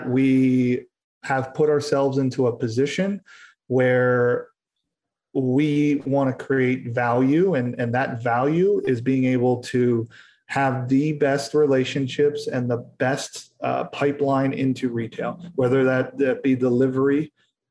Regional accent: Philadelphia, Pennsylvania, United States; now in California, United States; I'm from Philadelphia

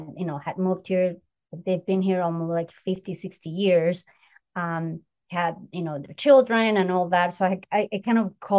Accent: United States; Well, no, I grew up here, so I consider, the states.

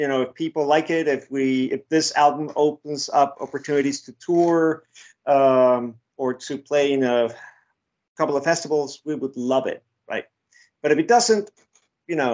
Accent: Mexico City, Mexico; I was born in Mexico City

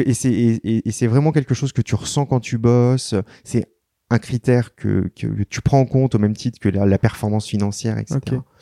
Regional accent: Paris, Île-de-France, France; je suis né à Paris, j'ai vécu à Paris, mais ma mère est très parisienne et je suis d'origine bretonne.

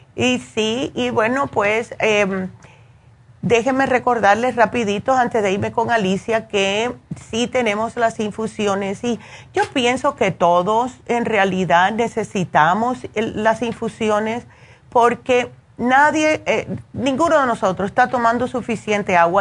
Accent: Cuba; como buena cubana

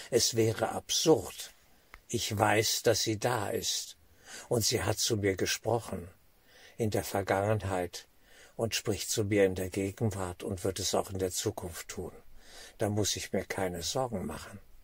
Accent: Germany

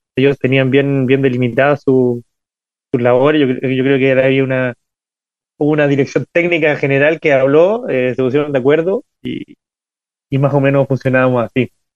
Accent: Ovalle, Coquimbo, Chile; yo nací en, en Ovalle, es una, una, ciudad mediana de Chile

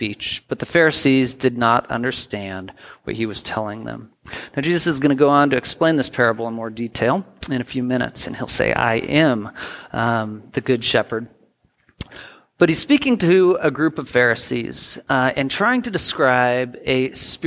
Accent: United States; also born or lived in Portland; I grew up in the Tri-Cities a lot of my life, in Portland a couple years

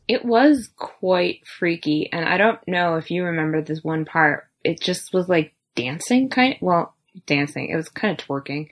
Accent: New York, United States; We're from New York, but we're American

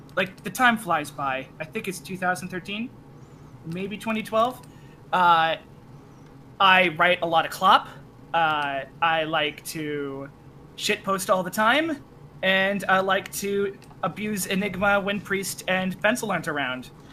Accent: Canada; I'm also Canadian

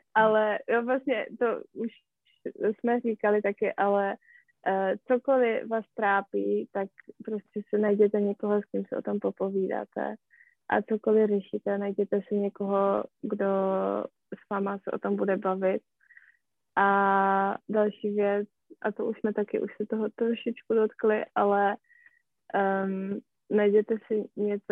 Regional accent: Poland; Czech is a second language; moved away; já jsem Polka

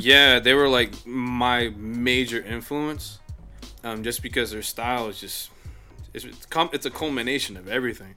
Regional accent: La Porte, Texas, United States; I'm from LaPorte, which is on like the south end of town right. of Houston

